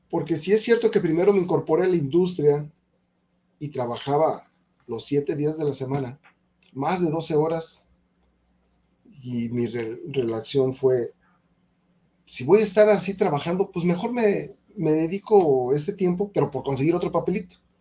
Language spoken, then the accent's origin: Spanish; Mexico; En mi país, en México